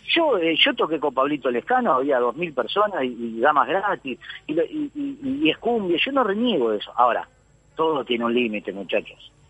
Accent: Uruguay; moved away as an adult; now in Argentina; mi ciudad? Donde yo nací, donde me crié

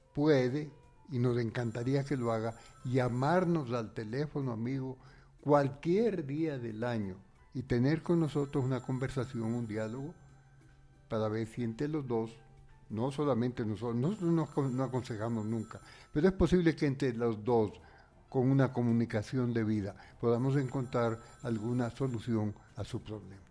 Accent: Spain; now in Ecuador; En realidad yo soy español ecuatoriano. Español

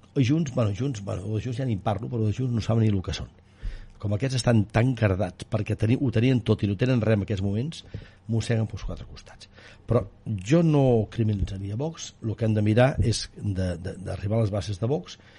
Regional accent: Vic, Catalonia, Spain; sent bigatà com sóc

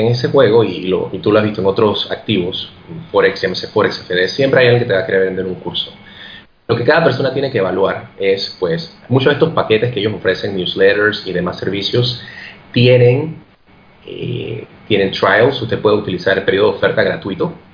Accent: Panama; moved away; yo soy de Panamá

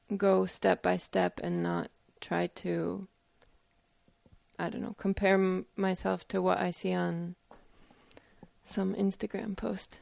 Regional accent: United States; I'm American

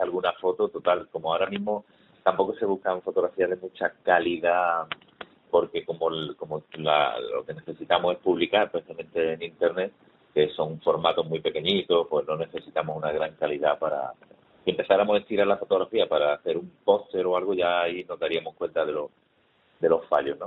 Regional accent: Málaga, Andalusia, Spain; yo soy malagueño, tengo casi 50 años

